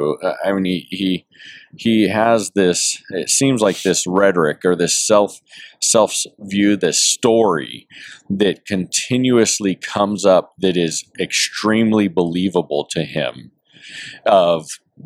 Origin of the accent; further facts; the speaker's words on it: Las Vegas, Nevada, United States; now in Chicago, United States; So my wife and I grew up in Las Vegas, and I don't know, 4 or 5 years into my career with the current agency that I work with, we were transferred to Chicago.